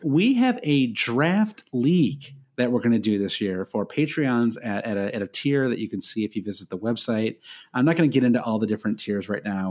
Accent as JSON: {"language": "English", "country": "United States", "said": "being an American"}